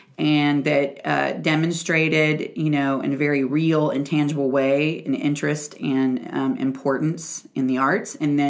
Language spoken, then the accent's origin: English; Huntsville, Alabama, United States; moved away as an adult; also born or lived in San Francisco, California; now in Cincinnati, United States; My hometown, I would consider Huntsville, Alabama. I was there 19 years.